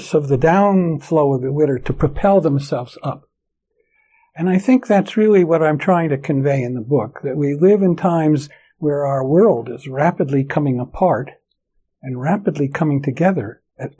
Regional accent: New York, United States; moved away; also born or lived in San Francisco Bay Area / Tokyo, Japan; I grew up in New York

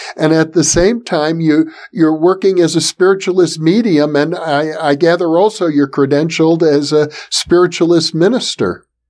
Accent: Milwaukee, Wisconsin, United States; my hometown of Milwaukee, Wisconsin

